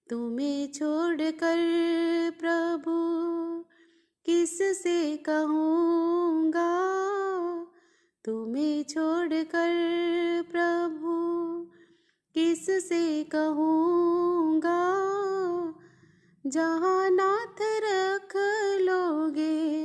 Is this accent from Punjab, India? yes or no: yes; Gurdaspur, Punjab, India; गुरदासपुर से मैं एक हाउस वाइफ हूँ